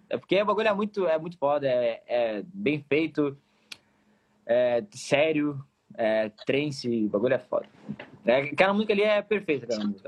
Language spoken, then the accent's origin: Portuguese; Pelotas, Rio Grande do Sul, Brazil; sou pelotense, sou pelotense